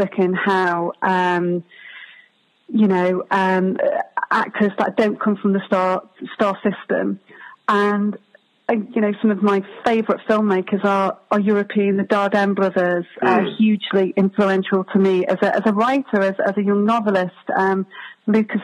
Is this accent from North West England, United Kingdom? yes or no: yes; Warrington, North West England, United Kingdom; also born or lived in Liverpool; I grew up in Warrington.